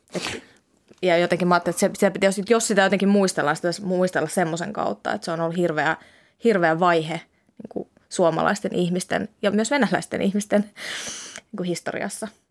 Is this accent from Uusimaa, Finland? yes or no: yes; Helsinki, Uusimaa, Finland; first language Finnish; moved away as an adult; now in Tampere, Finland; mulla on vahva itähelsinkiläisyys tai itähelsinkiläisidentiteetti